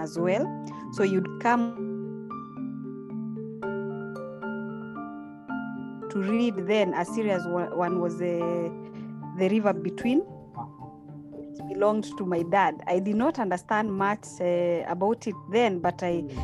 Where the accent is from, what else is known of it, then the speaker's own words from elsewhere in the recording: Meru, Meru County, Kenya; When I went to school in Meru, I was born in Meru as well.